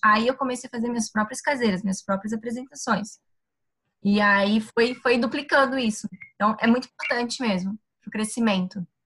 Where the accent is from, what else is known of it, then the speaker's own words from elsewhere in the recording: Itajaí, Santa Catarina, Brazil; Eu sou de Itajaí, Santa Catarina